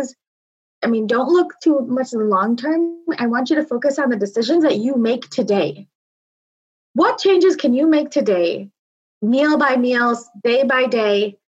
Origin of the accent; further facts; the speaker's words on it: Naperville, Illinois, United States; I was born and raised in Naperville, Illinois, to people who were born and raised on the other side of the country.